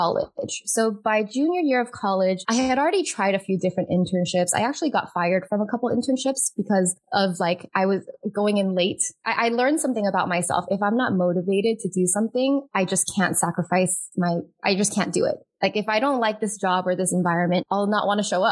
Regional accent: United States; So growing up Asian American household, I am Chinese American.

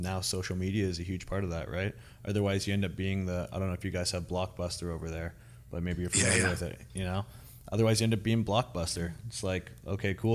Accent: Canada; moved away; I'm originally from Canada

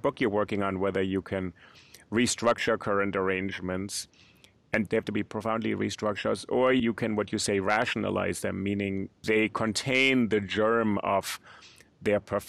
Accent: Berlin, Germany; I grew up in West Berlin, and my story was very much, I literally grew up under American occupation

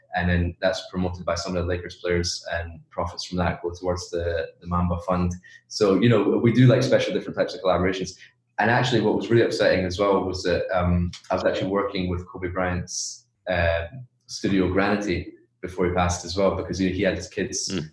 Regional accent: Edinburgh, Scotland, United Kingdom; moved away as an adult; also born or lived in China; where I'm from, like my hometown in Edinburgh, Scotland

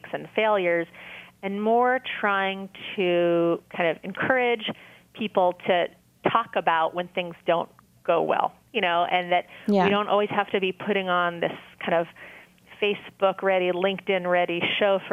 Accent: New York, United States; now in Massachusetts, United States; I grew up in New York

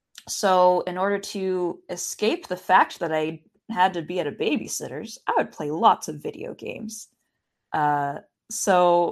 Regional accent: Richland, Washington, United States; I grew up in Washington State in a little town called Richland.

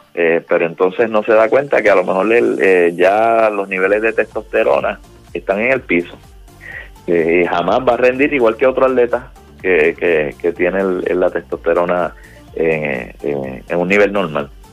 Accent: Puerto Rico; now in Florida, United States; somos boricuas

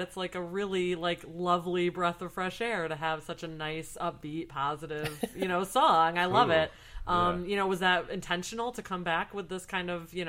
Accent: Lansing, Michigan, United States; moved away; I'm like right in the middle of the mitten from the Lansing area.

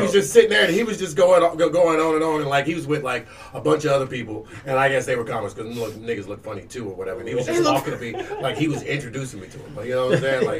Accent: Melbourne, Florida, United States; I was born in Melbourne, and we got all types of different niggas, like black people, okay?

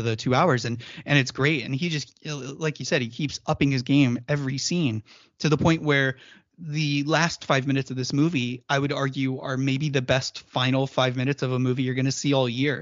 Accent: United States

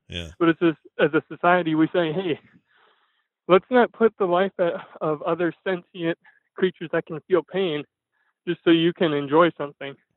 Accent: Fargo, North Dakota, United States; I'm from Fargo, North Dakota.

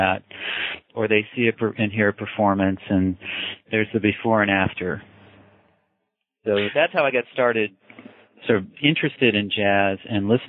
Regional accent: Washington, United States; also born or lived in Idaho; I grew up in the Pacific Northwest. I was born in Washington State and spent most of my childhood there, sometime in Idaho

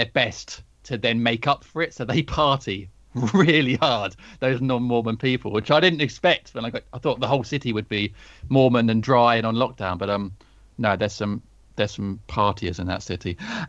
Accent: North Kent, South East England, United Kingdom; now in Chesham, United Kingdom; Well, I'm not from the South Coast. I'm from North Kent originally, so not too far away. But I did want to leave my hometown, and leave I did very quickly. I now live in Buckinghamshire, in a place called Chesham

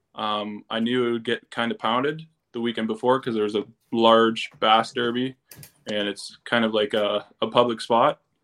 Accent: Barrie, Ontario, Canada; I'm from Barrie, Ontario, which is about an hour north of Toronto

